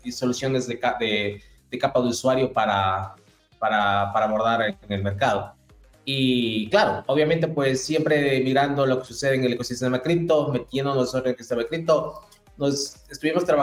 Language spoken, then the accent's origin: Spanish; Ecuador; moved away as an adult; now in Chile; Yo soy ecuatoriano, como algunos de ustedes ya lo saben. a partir de, del trabajo, del emprendimiento, Llegué a Chile hace aproximadamente unos 8 o 9 años.